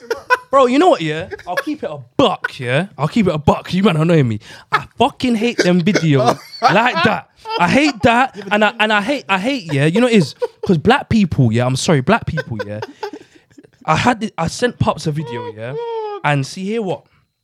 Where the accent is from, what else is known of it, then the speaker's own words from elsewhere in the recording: United Kingdom; also born or lived in Ghana (ancestry); we're British born